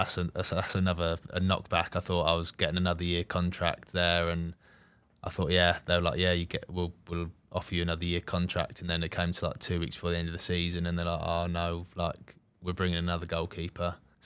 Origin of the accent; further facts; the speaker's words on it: Selsey, South East England, United Kingdom; Yeah, so I'm from Chichester, or a place called Selsey Bill in West Sussex, so probably 50 minutes to an hour away from Southampton.